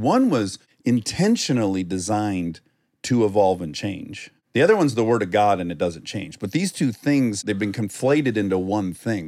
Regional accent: Milford, Michigan, United States; moved away; in my hometown of Milford, we had a mini culture within Michigan

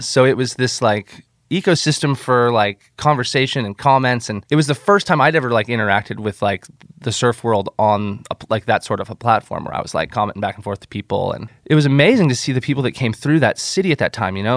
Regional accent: Nokomis, Florida, United States; moved away as an adult; also born or lived in Encinitas, California; I grew up on the Gulf Coast of Florida, uh, in a little town called Nokomis that's about an hour south of Tampa

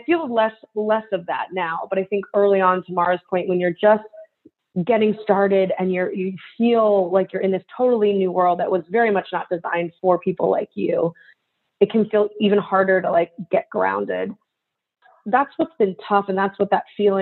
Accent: United States; I'm Japanese American. I'm very Asian presenting in terms of how I look. But culturally, you know, I'm fourth generation

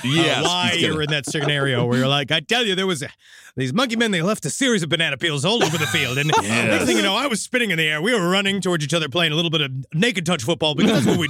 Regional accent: St. Louis, Missouri, United States; Because he knows me. I'm a city guy. I'm from St. Louis.

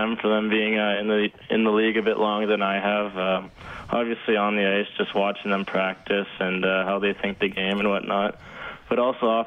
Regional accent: Edmonton, Alberta, Canada; being in my hometown, Rogers Place

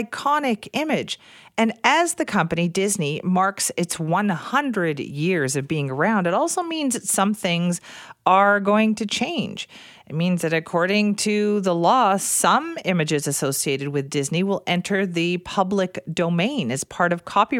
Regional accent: Vancouver, British Columbia, Canada; moved away; I lived in South Vancouver, you know, in my high school years there when I lived in Vancouver as a kid

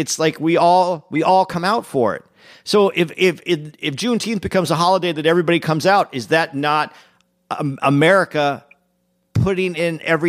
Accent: Arizona, United States; I'm from Arizona, so I know about this.

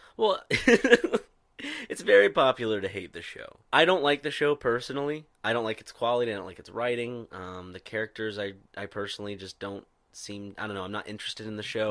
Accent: Irmo, South Carolina, United States; most people that went to my high school in Irmo, South Carolina, did not have a Southern accent

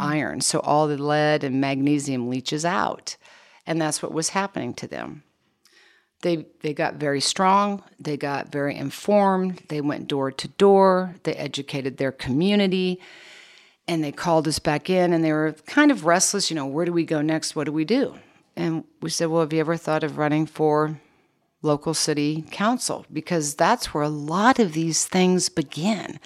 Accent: Kansas, United States; I was born and raised in Kansas

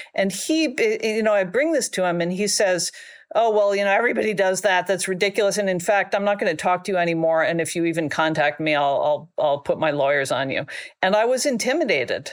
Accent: Washington, District of Columbia, United States; moved away as an adult; also born or lived in China; I grew up in Washington, D C.

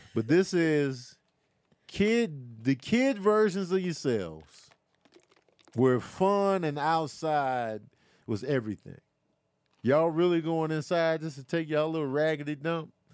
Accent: Chicago, Illinois, United States; now in Los Angeles, United States; growing up in Chicago

